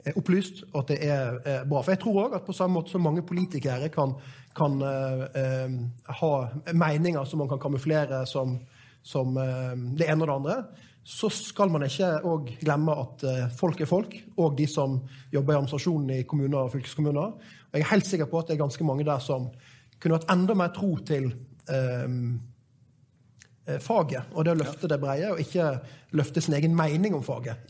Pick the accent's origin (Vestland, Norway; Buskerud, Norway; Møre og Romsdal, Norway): Vestland, Norway; Florø; I min hjemby Florø